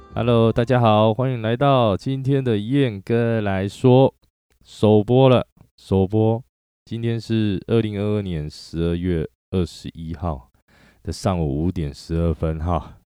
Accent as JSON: {"language": "Chinese", "region": "Chiayi", "country": "Taiwan", "tie": "born or raised there", "also_born_or_lived": "Taichung / Kaohsiung / Taipei", "moved": "as an adult", "said": "我的出生年月是在一九八二六月一号，双子座。对，双子座。然后本身是嘉义人啊，嘉义出生的。那一直一路以来，到了二十七岁才离开嘉义，到台中"}